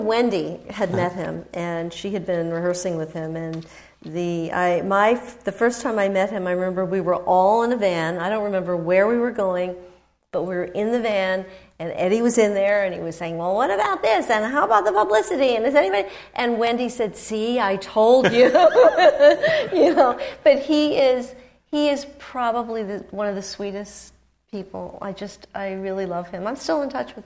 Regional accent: New York, United States; I certainly grew up with him in New York

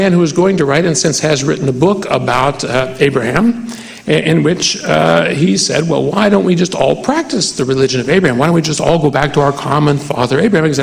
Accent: West Virginia, United States; I come from West Virginia

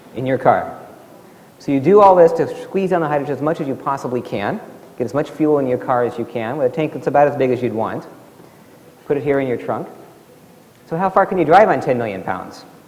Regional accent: Alaska, United States; where I grew up in Alaska, zero degrees

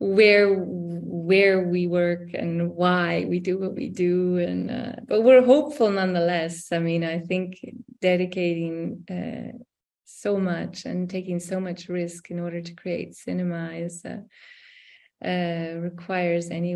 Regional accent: United States; now in Europe; I'm American born

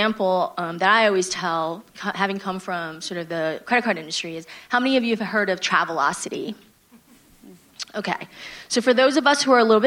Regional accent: New York City, New York, United States; moved away as an adult; now in San Francisco, United States; East Coast Transplant, have lived mostly in New York City

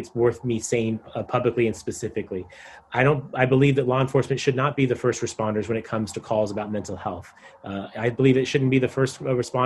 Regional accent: San Diego, California, United States; I'm a third-generation San Diegan. I grew up in Claremont, graduated from Madison High School

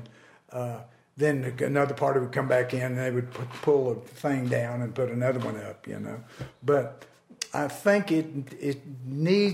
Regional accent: Lubbock, Texas, United States; growing up in Lubbock

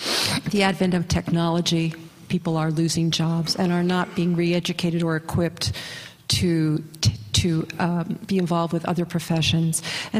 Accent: New York City, New York, United States; I'm from Brooklyn, New York, also Flatbush.

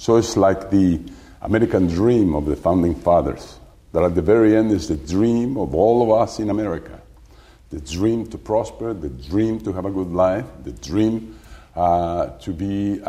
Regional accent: San Cristobal, Guanajuato, Mexico; also born or lived in Mexico City; I'm born and raised in the community of San Cristobal, state of Guanajuato in Mexico.

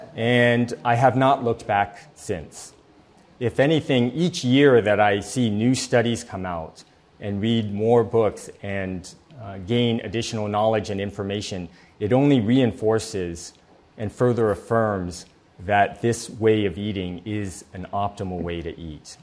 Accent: San Diego, California, United States; I grew up here in San Diego

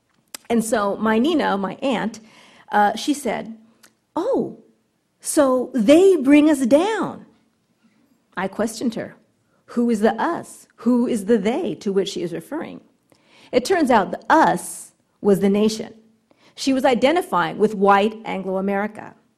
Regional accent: Southern California, United States; I grew up here in Southern California

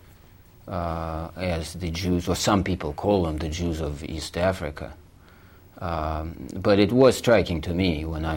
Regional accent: Russia; also born or lived in Portugal; now in United States; the country where you were born disappears from the map

